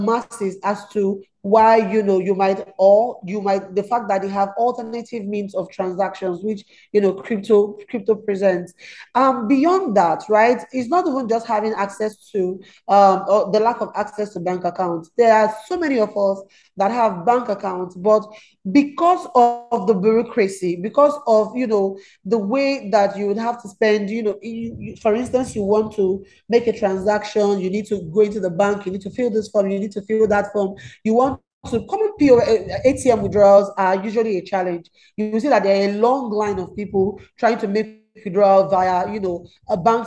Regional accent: Nigeria; I'm Nigerian

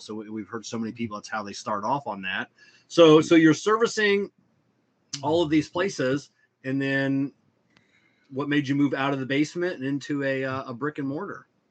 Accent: the South, Southern United States, United States; we Southerners

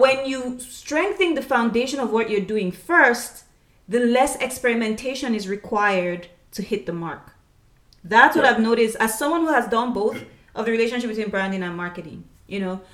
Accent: Nigeria; We're both from Nigeria

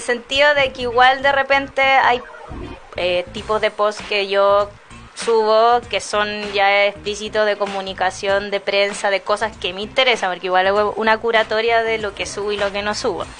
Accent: Chile; como siendo chileno

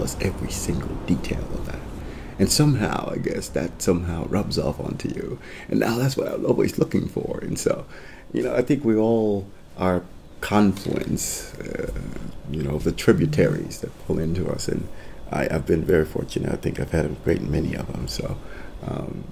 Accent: Italy; moved away; also born or lived in Costa Rica / United States / China; I was born in Costa Rica, grew up in Italy, and educated both in the U.S. and China.

